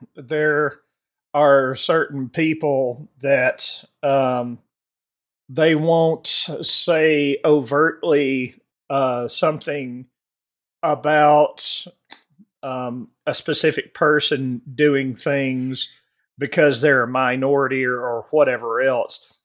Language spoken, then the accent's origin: English; Alabama, United States; growing up in the South in Alabama, uh, when I was born in seventy-four